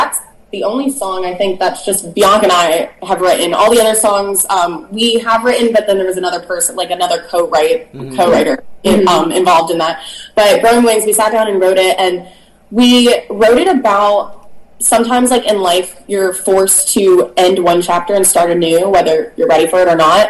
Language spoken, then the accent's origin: English; Orlando, Florida, United States; now in Nashville, United States; born and raised in Orlando.